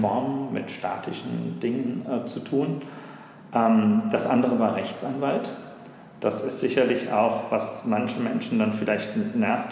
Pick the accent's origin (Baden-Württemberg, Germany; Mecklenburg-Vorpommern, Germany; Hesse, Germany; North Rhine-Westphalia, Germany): Hesse, Germany; Frankfurt; also born or lived in Taunus; Ich bin gebürtiger Frankfurter, okay. bin dann quasi einmal quer durch den Taunus gezogen